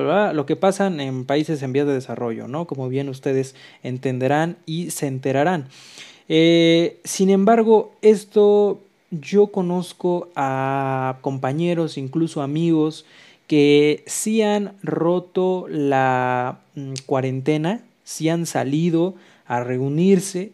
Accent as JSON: {"language": "Spanish", "country": "Mexico", "said": "aquí en México, que pues somos un país muy bonito"}